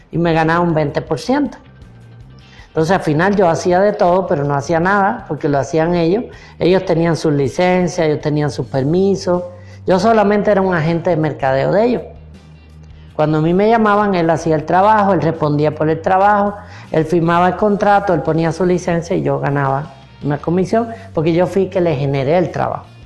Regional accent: Cuba; moved away; Mira, cuando yo llegué de Cuba, el ambiente era pues todo el mundo quebrado, sin plata, borracho, drogadito, ese era el ambiente alrededor mío.

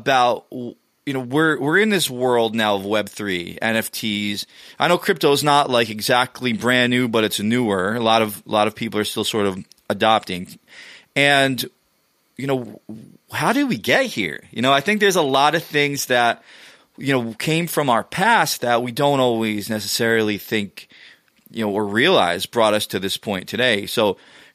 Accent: New York City area, New Jersey, United States; growing up in the New Jersey, kind of New York City area

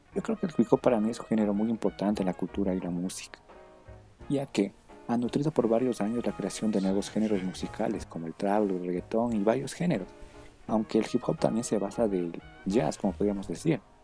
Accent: Ecuador; la cultura de aquí del Ecuador

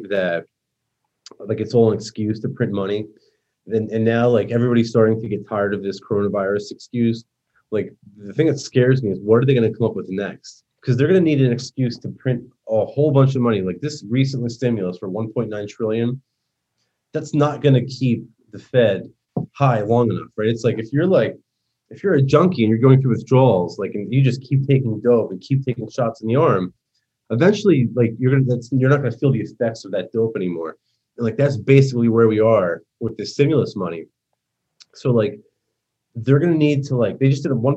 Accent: New Jersey, United States; accent: New York; moved away as an adult; now in Florida, United States; Jersey. I grew up like 5 minutes outside Manhattan. And I lived there my whole life.

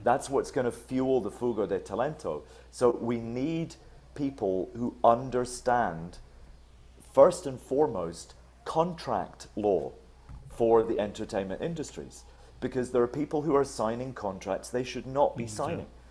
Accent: Scotland, United Kingdom; I grew up in Scotland

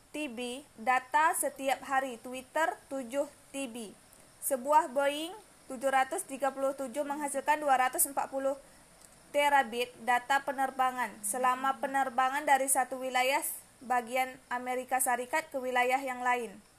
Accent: Siak, Riau, Indonesia; now in Moro, Indonesia; Tempat tanggal lahir Siak 10 September 2002

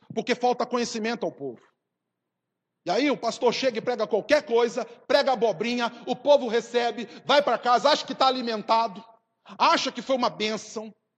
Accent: South Region, Brazil

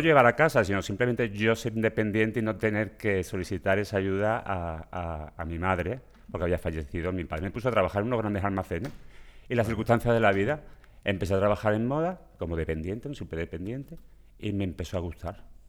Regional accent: Seville, Andalusia, Spain; accent: Sevillian; moved away as an adult; now in Catalonia, Spain; por mi acento veréis que soy sevillano

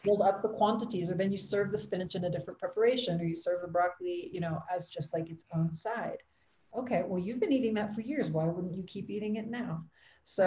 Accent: Ohio, United States; moved away as an adult; now in Quito, Ecuador; I'm originally from Ohio, but I live now in Quito, Ecuador

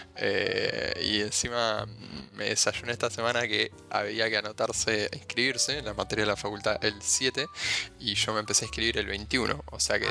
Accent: Argentina

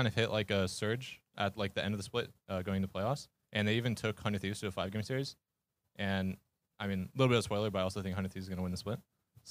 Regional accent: Los Angeles, California, United States; I'm originally from Los Angeles.

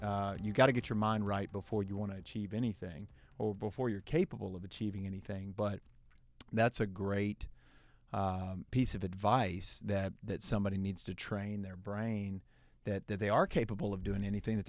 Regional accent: Heflin, Alabama, United States; and, you know, then obviously, you know, growing up in Heflin, which is also a small town

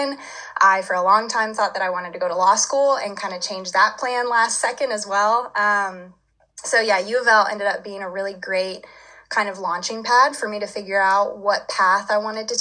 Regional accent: Louisville, Kentucky, United States; growing up in Louisville, I lived like 20 minutes away from campus for most of my kind of childhood.

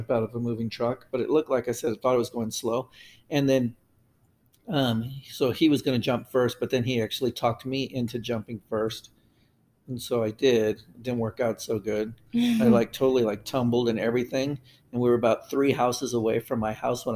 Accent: El Paso, Texas, United States; now in Roseville, United States; I grew up in El Paso, Texas.

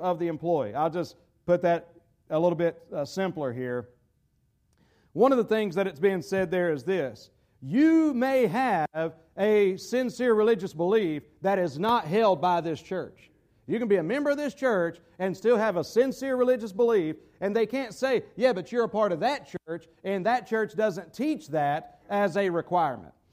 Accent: United States; as an American citizen

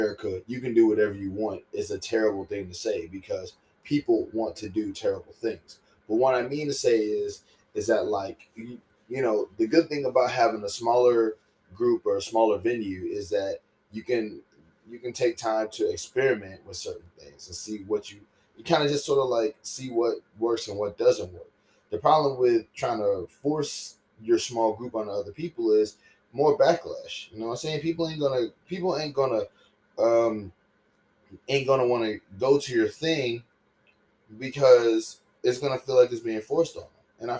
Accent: the South, United States; growing up in the South, like, I remember one time there was this dance.

